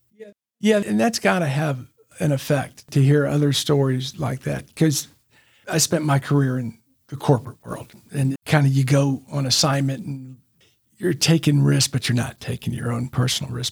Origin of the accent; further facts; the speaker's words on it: Memphis, Tennessee, United States; now in Chattanooga, United States; I grew up in Memphis